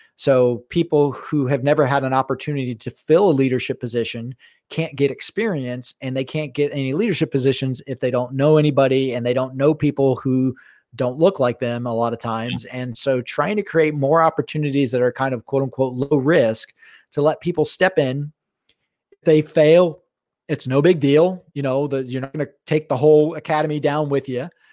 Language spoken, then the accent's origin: English; South Florida, United States; now in Pacific Northwest, United States; I grew up in South Florida